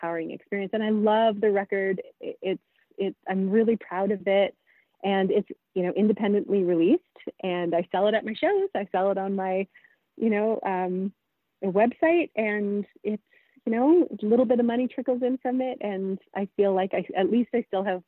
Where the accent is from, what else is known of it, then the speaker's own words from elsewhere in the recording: Prince Edward Island, Canada; moved away; also born or lived in British Columbia; I'm from PEI